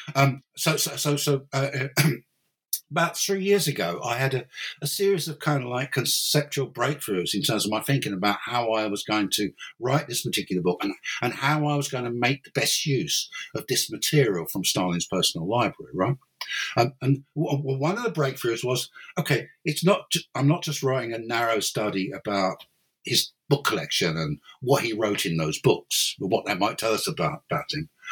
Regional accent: London, United Kingdom; moved away as an adult; now in Cork, Ireland; I, I was I, am from London

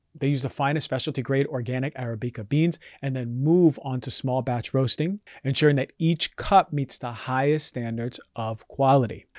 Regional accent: New York, United States; growing up in New, New York

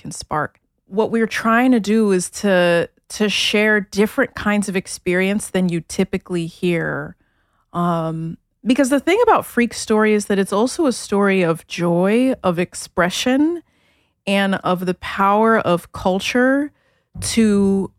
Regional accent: New York City, New York, United States; also born or lived in Addis Ababa, Ethiopia / Germany; I grew up in Brooklyn

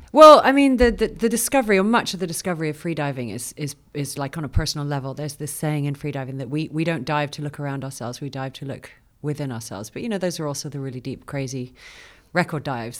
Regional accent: Cayman Islands; moved away as an adult; now in Austin, United States; born and raised in Grand Cayman and grew up in the water

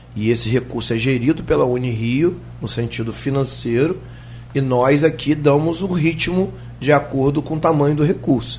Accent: Rio de Janeiro, Brazil; sou morador do estado do Rio

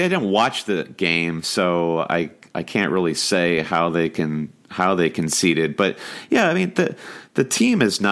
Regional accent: United States; as an American

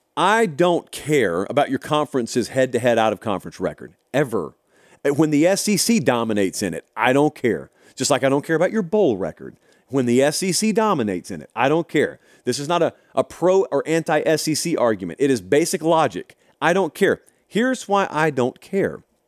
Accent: Harris County, Georgia, United States; also born or lived in Columbus, Georgia; I grew up in Harris County.

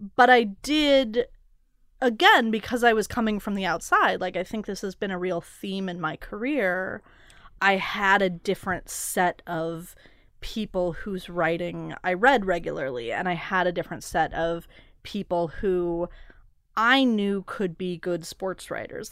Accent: Portland, Oregon, United States; moved away; I grew up in part in Portland

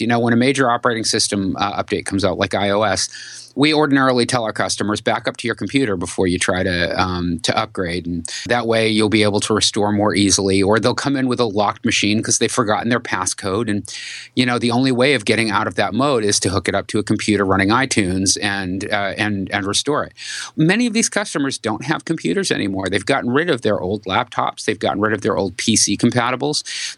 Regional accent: New England, United States; I'm from New England

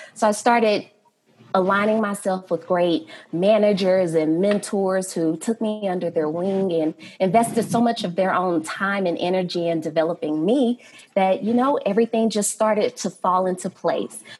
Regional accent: Fort Worth, Texas, United States; now in Denver, United States; I am from Fort Worth, Texas

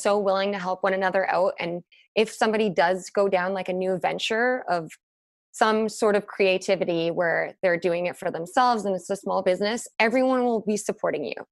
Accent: Whistler, British Columbia, Canada; also born or lived in London; now in Vancouver, Canada; growing up in Whistler

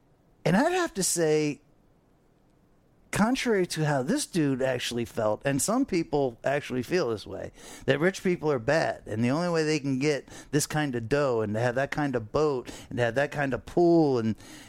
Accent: Fort Lauderdale, Florida, United States; I grew up on the Intercoastal here in Fort Lauderdale.

